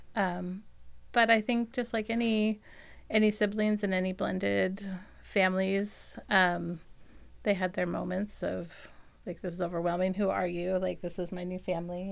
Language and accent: English; Virginia, United States; also born or lived in Pennsylvania; I was born in Virginia